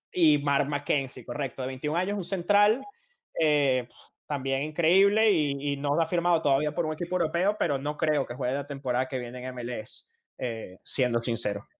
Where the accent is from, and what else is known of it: Venezuela